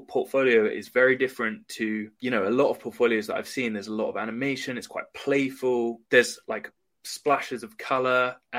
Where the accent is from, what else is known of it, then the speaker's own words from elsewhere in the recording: England, United Kingdom; Maybe it's just because, you know, I'm white, I'm from England, I follow English speaking people that are white as well